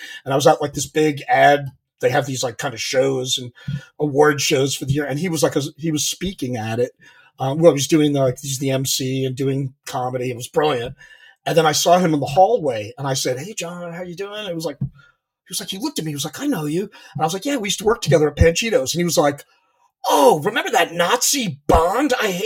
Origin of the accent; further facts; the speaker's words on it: Long Island, New York, United States; moved away as an adult; I'm originally from Long Island